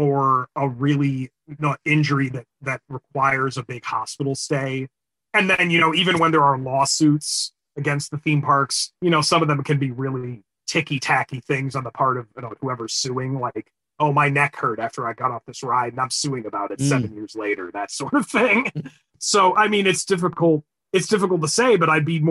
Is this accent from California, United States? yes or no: no; Illinois, United States; my home state of Illinois